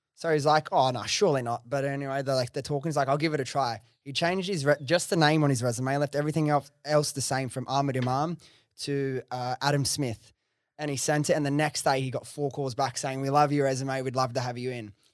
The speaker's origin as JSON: {"language": "English", "town": "Sydney", "region": "New South Wales", "country": "Australia", "tie": "born or raised there", "said": "I grew up in Western Sydney, which is, like, very multicultural."}